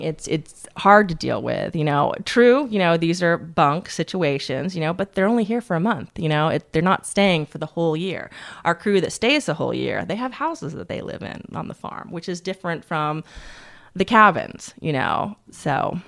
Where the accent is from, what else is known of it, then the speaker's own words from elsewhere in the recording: Tallahassee, Florida, United States; moved away; I grew up in Tallahassee, Florida.